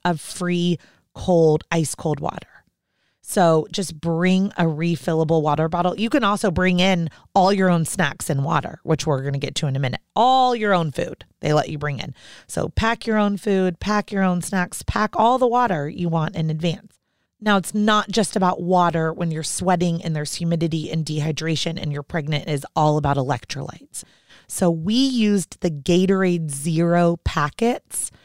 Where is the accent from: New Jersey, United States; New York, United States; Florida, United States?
Florida, United States; Orlando; moved away; growing up in Orlando